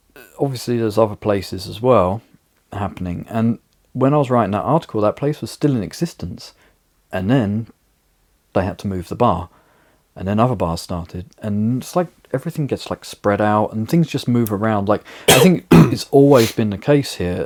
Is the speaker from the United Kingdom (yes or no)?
yes; United Kingdom; now in Riga, Latvia; my hometown in the UK